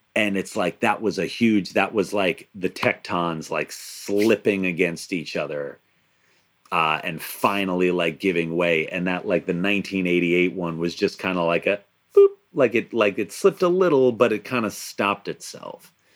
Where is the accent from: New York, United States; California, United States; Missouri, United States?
New York, United States; Long Island; now in New Jersey, United States; I, I, grew up on Long Island